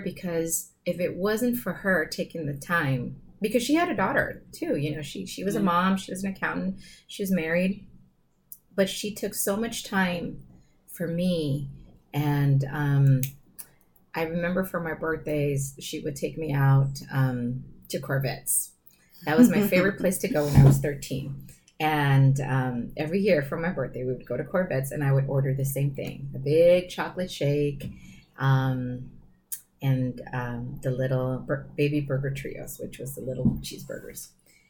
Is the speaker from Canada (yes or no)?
no; San Diego, California, United States; I grew up in Sherman Heights